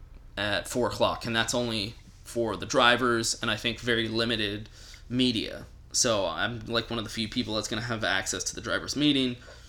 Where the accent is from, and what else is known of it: Houston, Texas, United States; also born or lived in Raleigh, North Carolina